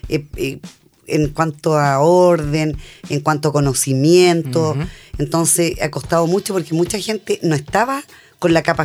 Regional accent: Guarilihue, Ñuble, Chile; yo soy de Guarilihue, eh, bueno, me reencontré con todos mis amigos de esa época

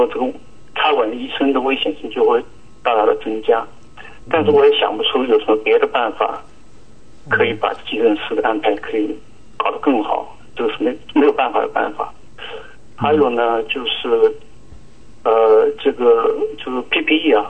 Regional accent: Quzhou, Zhejiang, China; now in New Zealand; 我来自中国大陆。

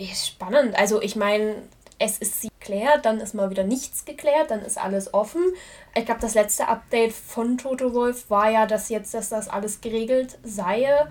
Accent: Germany; als Deutscher

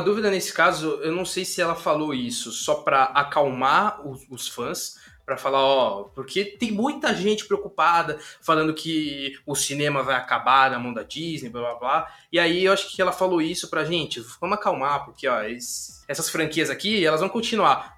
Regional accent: São Paulo, Brazil; a gente é de São Paulo

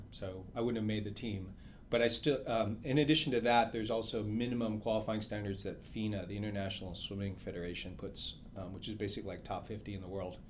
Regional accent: New York, United States; born there; So I was born in New York, and in high school I got bitten by a radioactive spider.

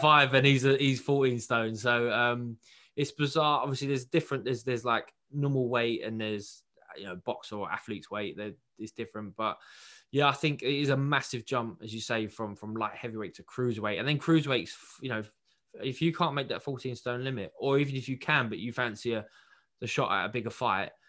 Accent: United Kingdom; as a Brit

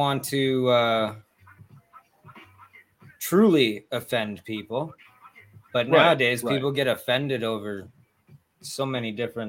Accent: Canada; I'm everybody's favorite wild man. I am from Canada.

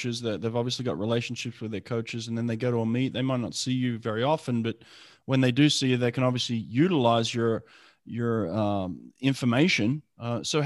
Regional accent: Australia; growing up in Australia at the time

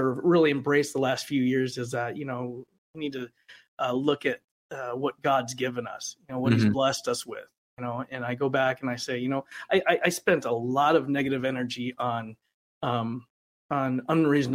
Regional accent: Rapid City, South Dakota, United States; moved away as an adult; also born or lived in Los Angeles; in my hometown

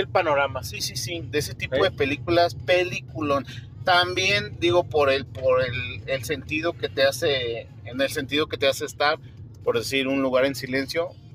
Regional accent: Mexico; aquí en México

